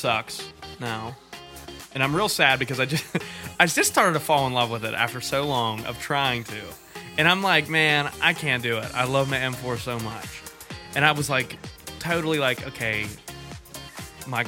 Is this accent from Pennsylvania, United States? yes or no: yes; Merrittstown, Pennsylvania, United States; The one that I go to every year in Merrittstown, which is like my hometown where I grew up pretty much, right over the hill